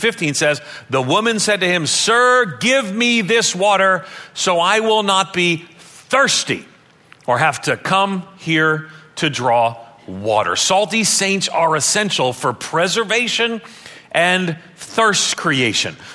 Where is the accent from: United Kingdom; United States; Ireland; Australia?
Ireland; I'm Irish